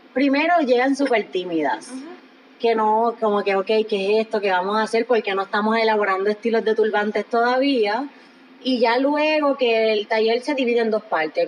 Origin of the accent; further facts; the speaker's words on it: Puerto Rico; Nosotras como puertorriqueñas